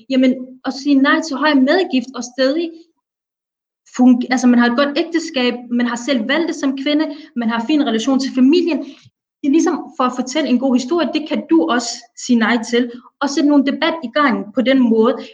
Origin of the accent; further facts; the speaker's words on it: Somalia; Jamen, jeg er somalier, men jeg siger det gentagende gang, jeg repræsenterer ikke det